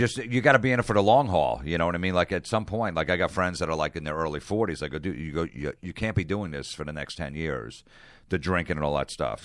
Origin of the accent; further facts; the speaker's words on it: New Jersey, United States; also born or lived in Long Island, New York; I grew up in New Jersey